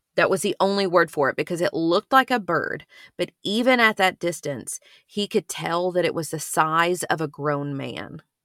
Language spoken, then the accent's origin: English; Ashland, Kentucky, United States; where I grew up in Ashland is part of this tri-state area of Kentucky, Ohio, West Virginia altogether